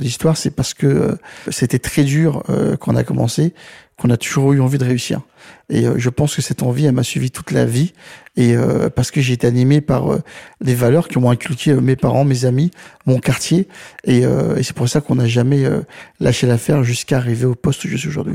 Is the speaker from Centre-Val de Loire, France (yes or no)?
no; Saint-Ouen, Île-de-France, France; je viens, donc de Saint-Ouen et, des quartiers défavorisés